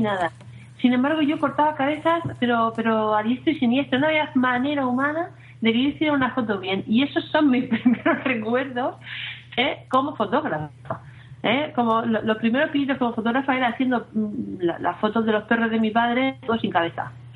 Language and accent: Spanish; Alicante, Valencian Community, Spain; soy de un pueblecito de Alicante